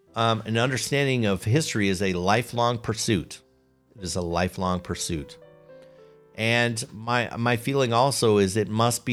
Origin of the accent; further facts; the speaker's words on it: Chicago, Illinois, United States; accent: Chicago; now in Cincinnati, United States; I'm told that I have lost my Chicago accent. I'm here in the Cincinnati area, and my friends tell me, you don't sound like you're from Chicago.